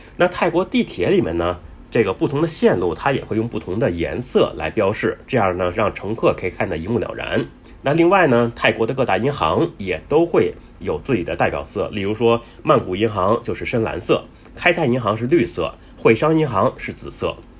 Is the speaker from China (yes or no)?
yes; China; 我们中国人呢，对这个一周七天的称呼呢，比较简单